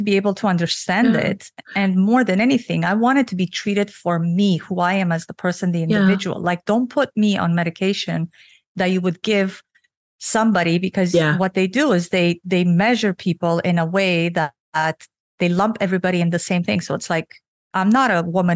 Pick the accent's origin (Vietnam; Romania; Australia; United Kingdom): Romania; now in Canada; I was born and raised in Romania under the Russian communism